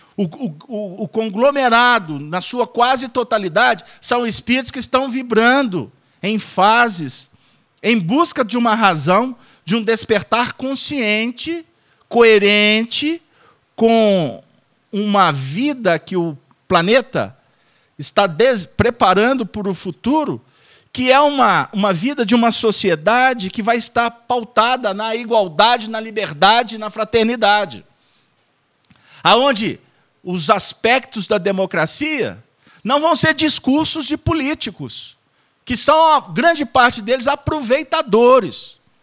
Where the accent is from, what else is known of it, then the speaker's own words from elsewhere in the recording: Minas Gerais, Brazil; minha terra, que é Minas Gerais